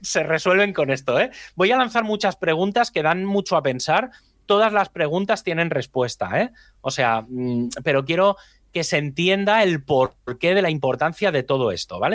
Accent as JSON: {"language": "Spanish", "country": "Spain", "said": "hablo como español ¿eh? o como latino en este sentido, como hispano"}